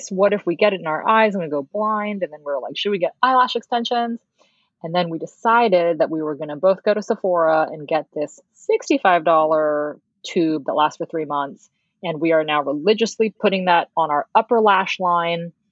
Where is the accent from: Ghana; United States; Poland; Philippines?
Philippines; because we're Filipino and Filipinos do not have eyelashes.